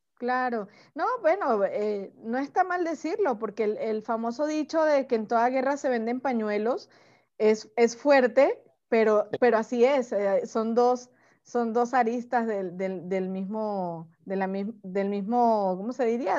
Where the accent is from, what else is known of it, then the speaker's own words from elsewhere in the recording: Venezuela; moved away as an adult; now in Mexico; yo soy venezolana, pero desde hace 10 años que vivo en México